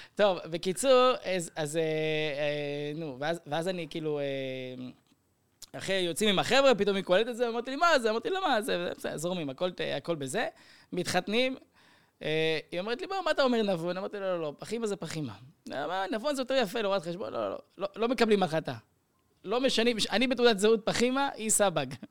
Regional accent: Kiryat Gat, Southern District, Israel; moved away; אצלנו היו בקריית גת

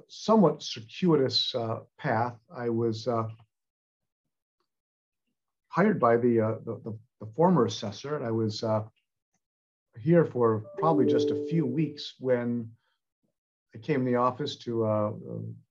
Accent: Warren, Michigan, United States; moved away as an adult; now in California, United States; I'm originally from Michigan. I grew up in the Detroit area, a city of Warren, Michigan

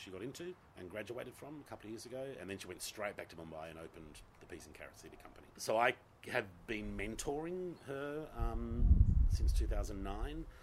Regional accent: Gosnells, Western Australia, Australia; I'm a Gossie boy. I grew up in Gosnells

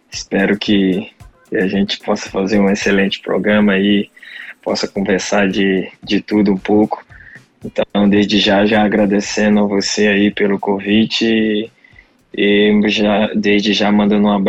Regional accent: Porto Calvo, Alagoas, Brazil; Desde da, quando estava lá na minha cidade chamada Porto Calvo, Alagoas, que, que tinha esse sonho de, ser um jogador de futebol.

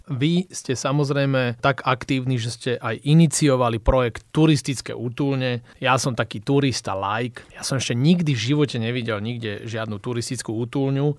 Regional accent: Slovakia; sme my Slováci

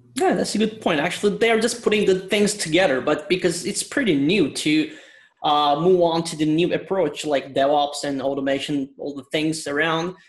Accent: Istanbul, Turkey; now in London, United Kingdom; I'm originally from Istanbul, Turkey, and I'm based in London.

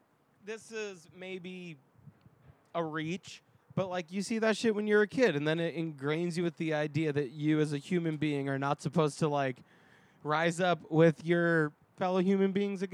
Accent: New York, United States; now in Los Angeles, United States; As a New Yorker

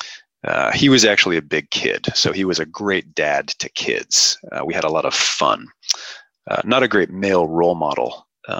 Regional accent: Seattle, Washington, United States; I grew up in Seattle, so not super cold winters

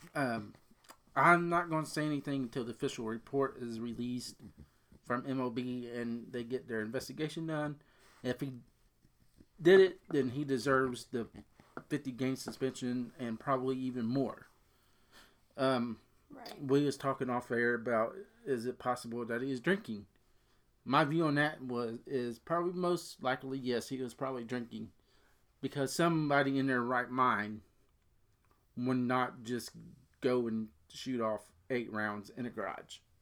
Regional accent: Cincinnati, Ohio, United States; we're both from the Cincinnati area.

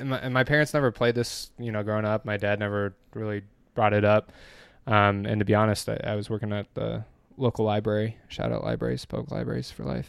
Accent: Dexter, Michigan, United States; born or raised there; also born or lived in Nebraska

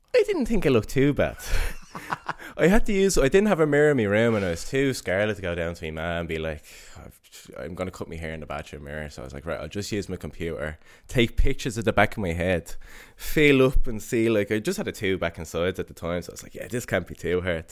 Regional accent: Dublin, Leinster, Ireland; moved away as an adult; now in Stockholm, Sweden; I grew up in Coolock and went to Chanel

